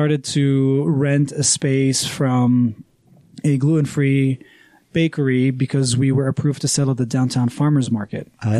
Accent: Houston, Texas, United States; born there; I was born in Houston. Yeah, my mom was here because her brother, two of her sisters, and her parents were in Houston. And so she had me there.

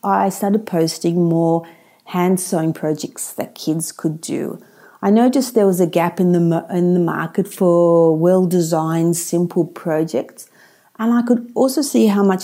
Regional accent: Australia; also born or lived in Sydney, Australia; I live in Sydney, Australia

